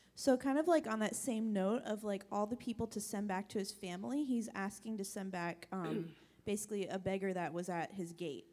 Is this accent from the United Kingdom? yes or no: no; Belize; moved away; I grew up in Belize um, when I was in high school, and so we did Caribbean literature and English literature from England.